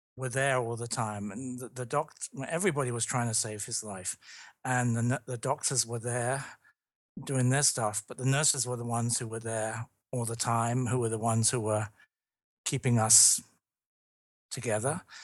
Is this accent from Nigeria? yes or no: no; London, United Kingdom; moved away; I'm from London, I'm from the U K originally